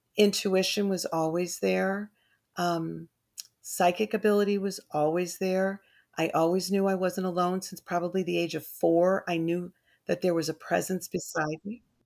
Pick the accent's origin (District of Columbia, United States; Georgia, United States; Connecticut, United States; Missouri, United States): Connecticut, United States; Burlington; also born or lived in Glastonbury, Connecticut; I grew up in Burlington, Connecticut